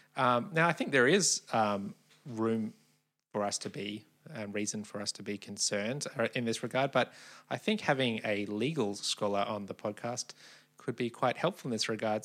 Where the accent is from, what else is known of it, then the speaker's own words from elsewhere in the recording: Australia; growing up in Australia